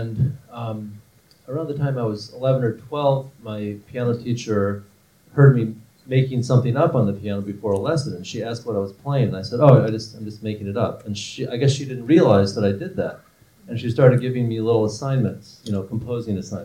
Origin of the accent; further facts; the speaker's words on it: Midwest, United States; I grew up in the Midwest. And in small towns in the Midwest